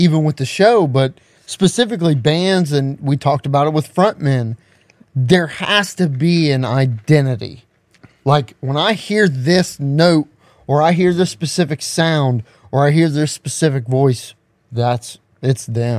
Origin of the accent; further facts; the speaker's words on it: Ohio, United States; From being from Southern Ohio, we're some decently spoken people here.